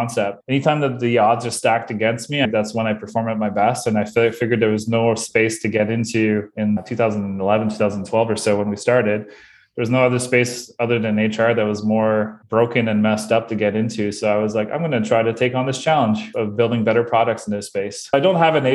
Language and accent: English; Bathurst, New Brunswick, Canada; now in Moncton, Canada; I am originally from Bathurst, New Brunswick, which is even a smaller place